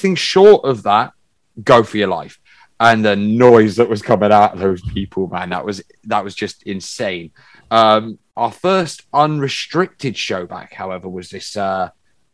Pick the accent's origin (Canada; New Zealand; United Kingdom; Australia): United Kingdom; Bristol, South West England; We're from Bristol